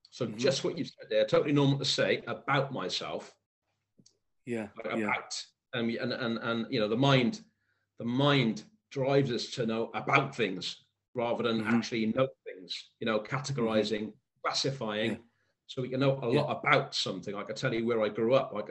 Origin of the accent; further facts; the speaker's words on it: Cwmbran, Wales, United Kingdom; accent: Welsh; I grew up in Cwmbran in South Wales.